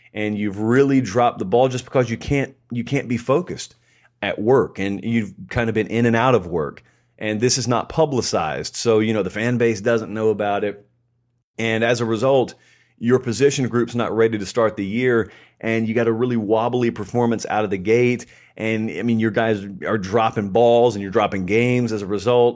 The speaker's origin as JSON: {"language": "English", "region": "Georgia", "country": "United States", "tie": "born or raised there", "said": "in the great state of Georgia, my home state"}